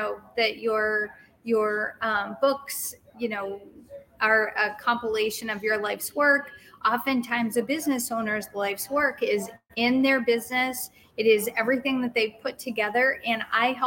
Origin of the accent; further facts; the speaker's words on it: Boston, Massachusetts, United States; moved away as an adult; also born or lived in Penn State, Pennsylvania; I'm originally from Boston. I moved from Boston